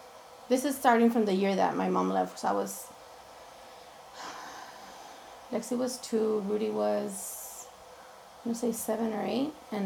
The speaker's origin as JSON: {"language": "English", "town": "Los Angeles", "region": "California", "country": "United States", "tie": "born or raised there", "said": "I was born and raised in East LA. Went to First Street School, went to Hollenbeck for a year. Parents got divorced when I was 13, so then I moved to this side of town, to City Terrace side."}